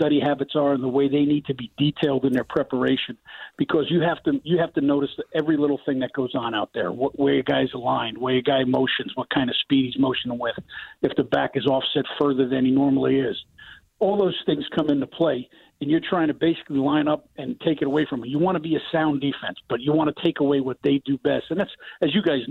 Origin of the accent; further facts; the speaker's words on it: New Jersey, United States; moved away as an adult; now in Chicago, United States; I'm from North Jersey, yes, from Morrendale, New Jersey.